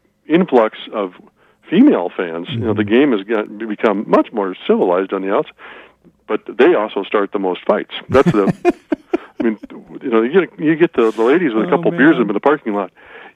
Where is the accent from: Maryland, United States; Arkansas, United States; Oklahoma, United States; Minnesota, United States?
Minnesota, United States; Red Wing; In my hometown of Red Wing, where I grew up, the fire hydrants would get painted every year.